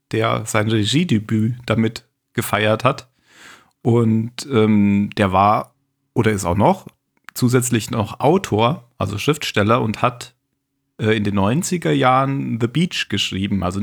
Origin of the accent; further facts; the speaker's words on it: Baden-Württemberg, Germany; moved away; also born or lived in Bavaria; ich bin ja Badener.